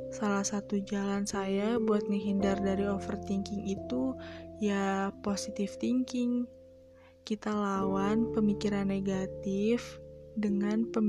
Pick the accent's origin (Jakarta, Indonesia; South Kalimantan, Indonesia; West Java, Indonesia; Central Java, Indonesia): West Java, Indonesia; Bogor; born there; Hari ini kota kelahiran saya sedang bertambah usia, kota yang terkenal dengan hujan dan rindu di dalamnya. Di Bogor banyak banget tempat yang seru